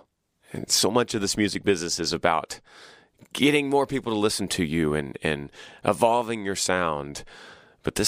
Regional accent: Texas, United States; We saw the strength of my home state

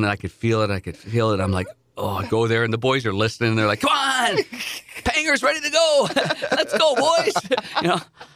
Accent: Nepean, Ontario, Canada; I grew up in Nepean, Ontario, which is outside of Ottawa, the nation's capital

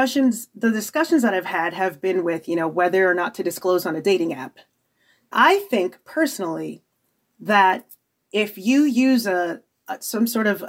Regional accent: Nigeria; being Nigerian

